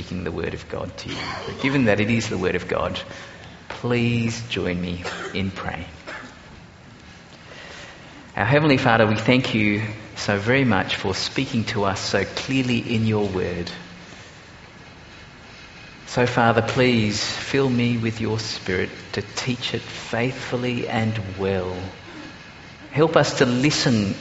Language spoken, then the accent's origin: English; Singapore; now in Australia; I grew up in Singapore before actually coming out to Australia